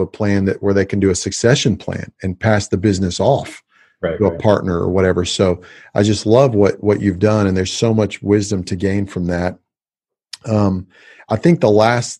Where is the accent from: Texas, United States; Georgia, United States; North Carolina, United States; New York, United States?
Texas, United States; Houston; now in Dallas, United States; I grew up in Houston and I moved to Dallas